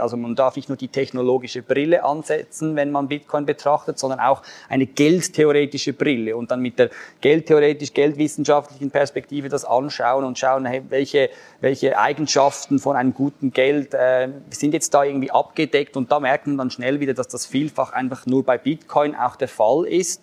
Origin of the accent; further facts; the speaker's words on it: Switzerland; als Schweizer